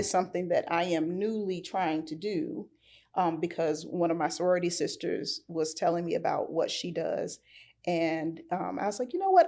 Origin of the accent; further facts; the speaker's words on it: Norfolk, Virginia, United States; I'm from Norfolk